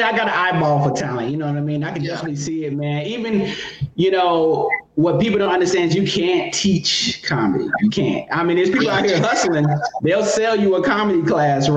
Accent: North Carolina, United States; also born or lived in Atlanta; now in Los Angeles, United States; I'm from North Carolina

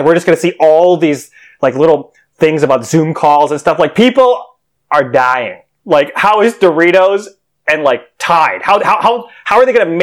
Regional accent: New York, United States; I'm a New Yorker

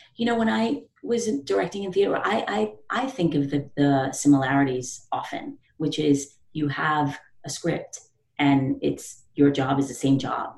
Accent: New York City, New York, United States; I'm from the Bronx, you know, the South Bronx

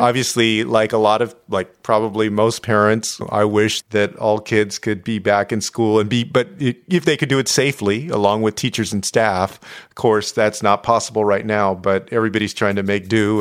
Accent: San Antonio, Texas, United States; my hometown

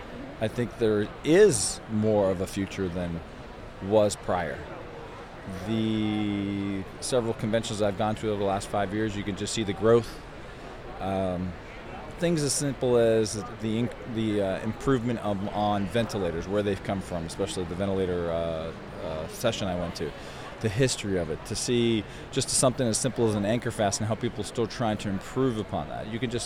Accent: Los Angeles, California, United States; Los Angeles, California.

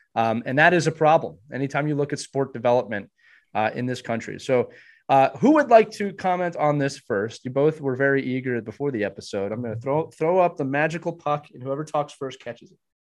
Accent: Pennsylvania, United States; When I was growing up, we had three local rinks. My my hometown rink was in a municipality

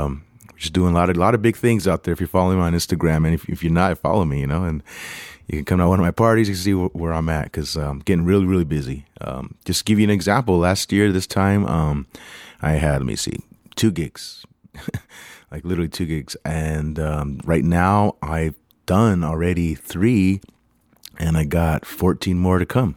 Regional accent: United States; also born or lived in Los Angeles; I'm American, I'm Mexican American.

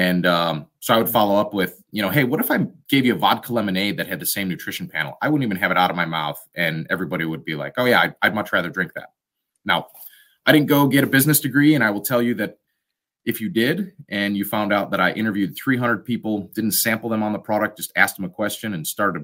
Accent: Wisconsin, United States; we're from Wisconsin.

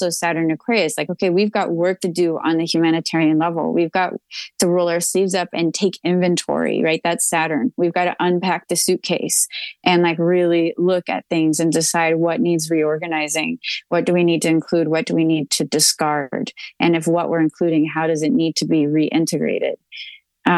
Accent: Texas, United States; I'm a Texan

